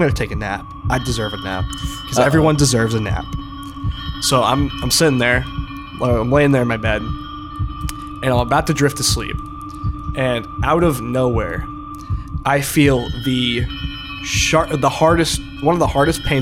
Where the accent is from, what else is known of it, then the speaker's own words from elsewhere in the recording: Massachusetts, United States; where I was born in Massachusetts